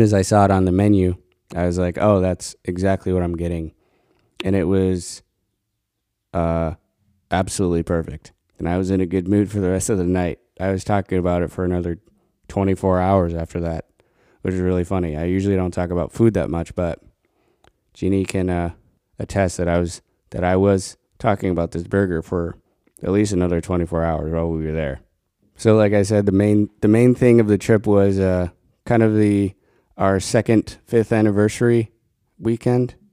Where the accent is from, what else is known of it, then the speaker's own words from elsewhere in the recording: Colorado, United States; moved away; growing up in Colorado, you could get bison burgers anywhere